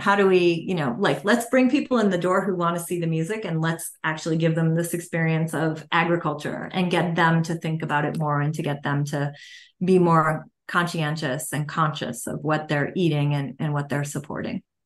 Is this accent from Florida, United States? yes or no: no; Massachusetts, United States; I'm from Massachusetts